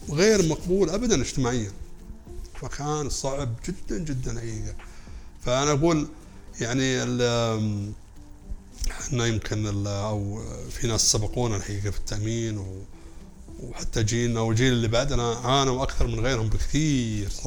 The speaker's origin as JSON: {"language": "Arabic", "country": "Saudi Arabia", "said": "اتكلم كسعوديه"}